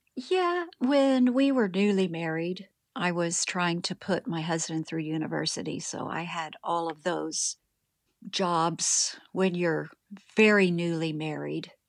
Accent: Springfield, Ohio, United States; moved away as an adult; also born or lived in Texas; now in Rotorua, New Zealand; I was born in Springfield, Ohio, in the United States of America, which is where I was raised

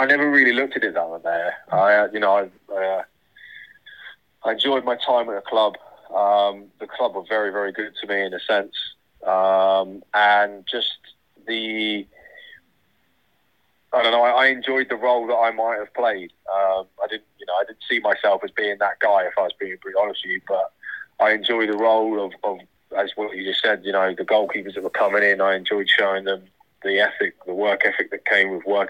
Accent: Bournemouth, South West England, United Kingdom; work for my hometown club

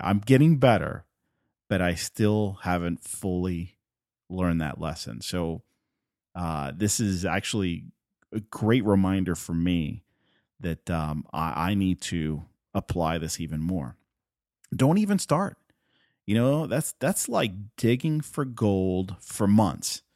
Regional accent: Puerto Rico; first language Spanish; English is a second language; I'm from Puerto Rico. Spanish is my first language

